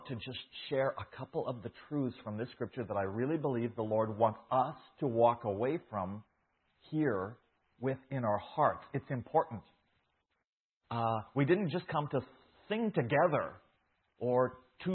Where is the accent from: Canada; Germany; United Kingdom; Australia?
Canada; Saskatchewan; moved away as an adult; now in Guatemala; I was born here in Saskatchewan. I was grew up in a farming community